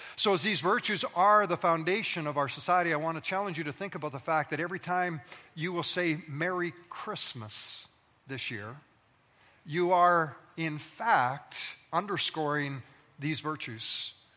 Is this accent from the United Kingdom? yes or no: no; Alberta, Canada; also born or lived in British Columbia; now in Ontario, Canada; I was born in Alberta, that is the prairie provinces of Canada. I spent my formative years running through grain fields, coulees, and valleys and streams